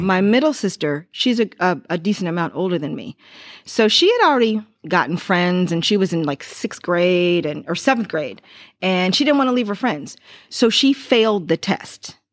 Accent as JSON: {"language": "English", "town": "Lorain", "region": "Ohio", "country": "United States", "tie": "born or raised there", "said": "growing up in Lorraine, I didn't go to public school"}